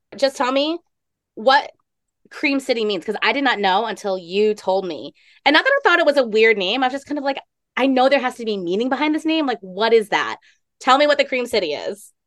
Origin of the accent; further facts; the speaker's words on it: East Coast, United States; Growing up on the East Coast